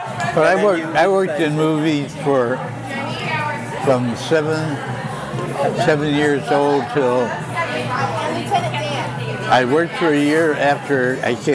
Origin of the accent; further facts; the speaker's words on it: Los Angeles, California, United States; a young kid growing up in Hollywood, during the Depression and just before World War II